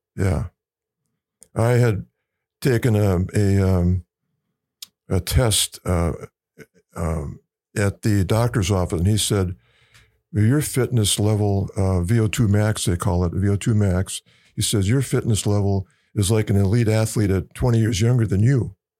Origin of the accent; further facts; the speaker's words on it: Wisconsin, United States; moved away as an adult; I grew up in Wisconsin